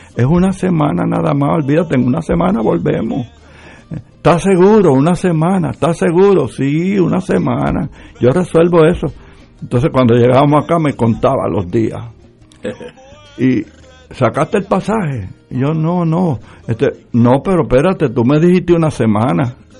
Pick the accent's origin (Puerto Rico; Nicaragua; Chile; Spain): Puerto Rico; yo soy puertorriqueño